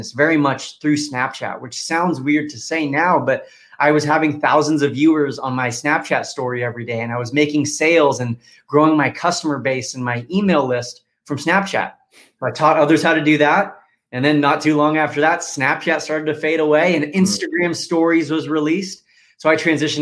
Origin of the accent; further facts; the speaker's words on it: California, United States; moved away as an adult; also born or lived in Washington, D.C.; born and raised in California, but was going to school in Washington, D.C.